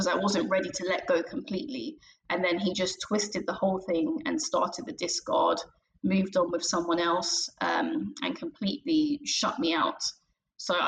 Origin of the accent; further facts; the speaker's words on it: London, United Kingdom; I'm from London in England